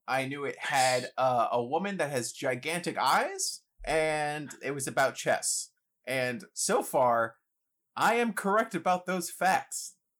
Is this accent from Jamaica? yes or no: no; New York City, New York, United States; I grew up playing chess. I grew up in the Bronx, and they had the chess program for like inner city youth kind of thing.